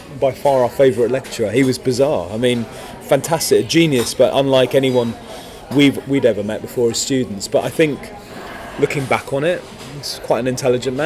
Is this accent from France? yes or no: yes; France; now in United Kingdom; I was born in France. So I was already a fluent French speaker.